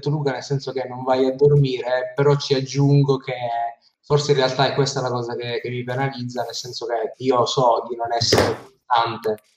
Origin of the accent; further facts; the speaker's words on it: Sicily, Italy; io da siciliano sono